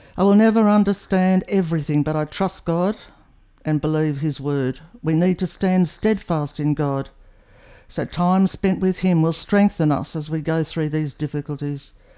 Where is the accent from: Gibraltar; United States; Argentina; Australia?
Australia; New South Wales; I grew up in New South Wales, one of three children